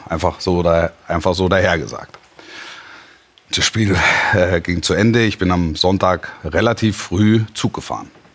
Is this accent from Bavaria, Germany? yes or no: no; near Stuttgart, Baden-Württemberg, Germany; moved away; Und ich bin ja da groß geworden in der Nähe.